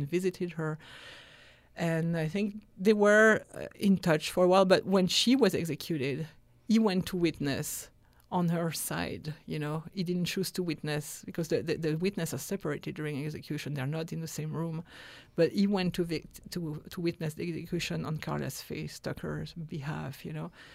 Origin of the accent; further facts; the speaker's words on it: France; moved away as an adult; also born or lived in Texas; I was raised in France